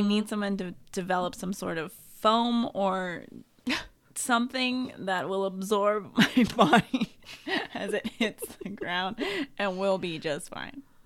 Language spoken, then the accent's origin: English; Sonoma County, California, United States; I am from Sonoma County